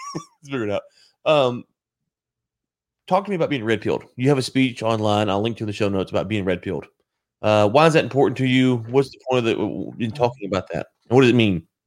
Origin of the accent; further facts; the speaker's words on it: United States; as an American